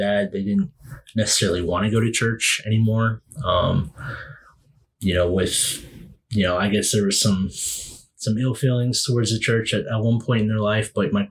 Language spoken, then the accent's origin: English; Western Pennsylvania, United States; my dad retired from the Air Force, and then we settled in Western PA. So, I'm obviously, you know me, I'm proud to be from Western PA